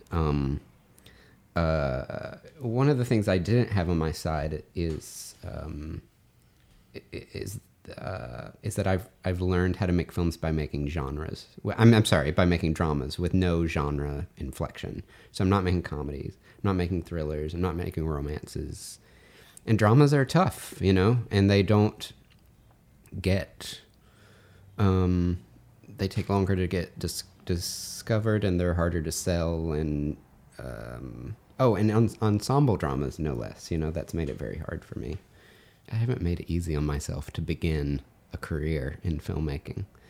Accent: the South, United States; now in Chicago, United States; I come from the South. I don't. I'm a suburban boy from the South.

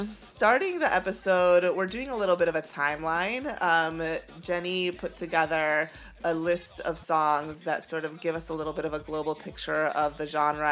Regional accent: Venezuela; moved away; growing up in Venezuela

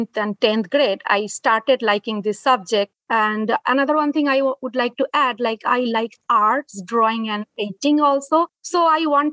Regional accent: India; moved away as an adult; now in United States; I am from India. I have done my entire education, my master's in physics, everything from India.

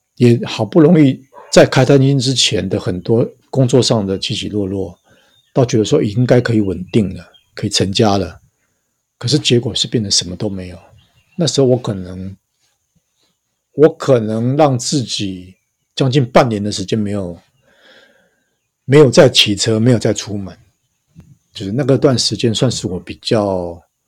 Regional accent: northern Taiwan, Taiwan; moved away as an adult; also born or lived in Taipei; now in Hualien, Taiwan; 我是北部的人，那我的亲朋好友大概是在新竹以北，那时候我在左营

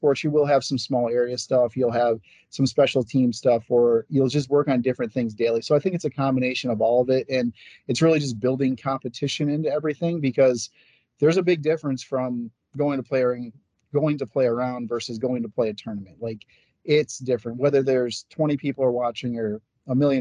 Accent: Lansing, Michigan, United States; moved away as an adult; also born or lived in Norwich, Vermont; now in Northfield, United States; I'm from Lansing

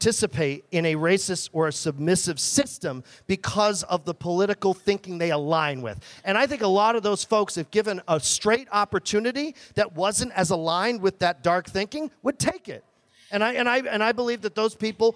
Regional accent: New England, United States; I come from New England

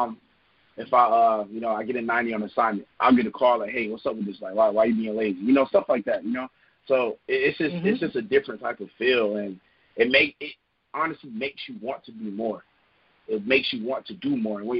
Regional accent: Raleigh, North Carolina, United States; I grew up in Raleigh

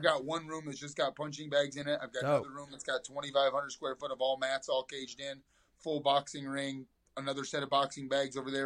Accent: Toledo, Ohio, United States; now in Texas, United States; born and raised in Toledo, Ohio.

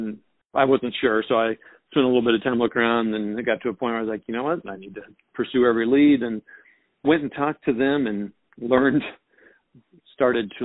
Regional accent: just north of Wichita, a small town in Kansas, United States; also born or lived in Lawrence, Kansas / St. Louis, Missouri; I was raised in a small town in Kansas, just north of Wichita

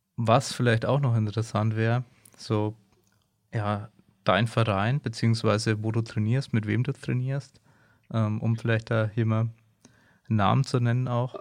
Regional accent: Germany; wir als Deutsche

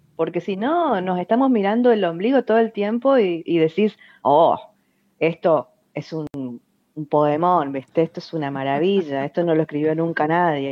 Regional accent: Fontana, Chaco, Argentina; now in Resistencia, Argentina; nací en Resistencia accidentalmente, porque toda mi familia vive en Fontana, que es una ciudad pegada a Resistencia

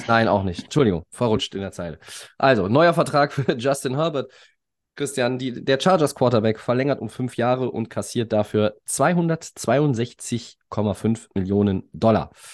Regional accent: Düsseldorf, North Rhine-Westphalia, Germany; als Düsseldorfer

